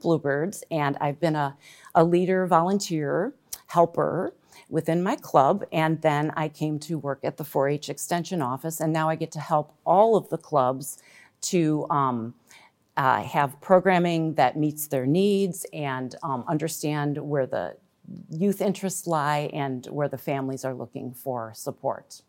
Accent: Glen Ellyn, Illinois, United States; I grew up in Glen Ellen, and I was a four H member back in the nineteen eighties

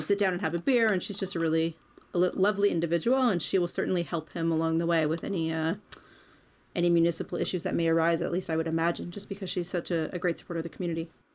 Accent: Canada; I'm Canadian, sort of, as far back as we're really aware

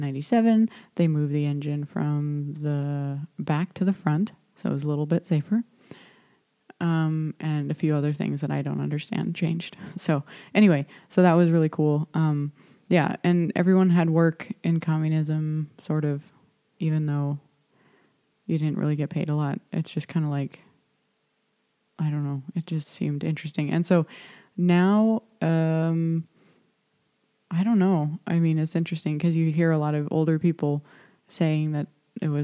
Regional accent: United States; now in Poland; I'm an American

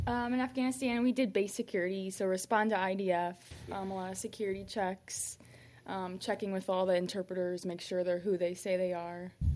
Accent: Fort Wayne, Indiana, United States; Fort Wayne, Indiana

